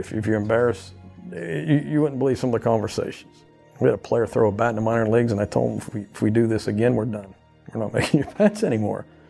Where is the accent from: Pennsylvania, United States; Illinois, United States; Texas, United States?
Pennsylvania, United States; Uniontown; now in Louisiana, United States; here I am from Uniontown, Pennsylvania